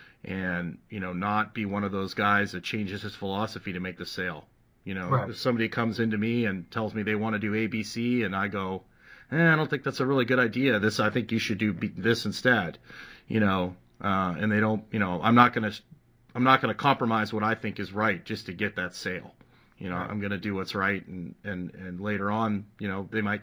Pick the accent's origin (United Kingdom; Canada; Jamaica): Canada; I remember growing up in Canada, doing gymnastics and springboard and climbing ropes